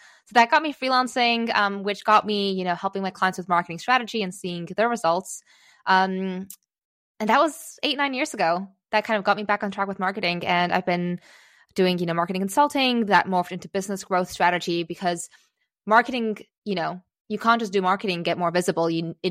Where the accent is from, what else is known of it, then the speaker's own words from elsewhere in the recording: Singapore; accent: American; also born or lived in Czechoslovakia / United States; I was born in Czechoslovakia, and we moved away when I was 3 years old, fairly soon after the fall of communism, to the US. Thus, I still have a bit of an American accent, because that's where I learned English when I was three. Then we moved to Singapore.